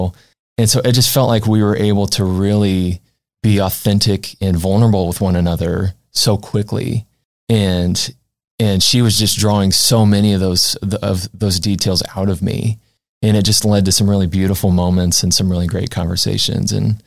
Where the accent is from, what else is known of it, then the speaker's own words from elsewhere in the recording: just outside of Springfield, Illinois, United States; So I'm originally from just outside of Springfield, Illinois.